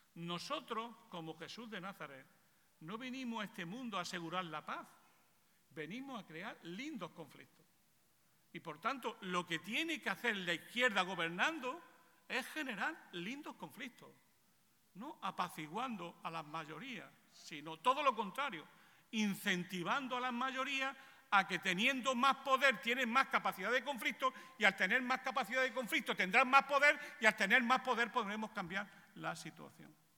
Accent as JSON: {"language": "Spanish", "country": "Spain", "said": "en mi país"}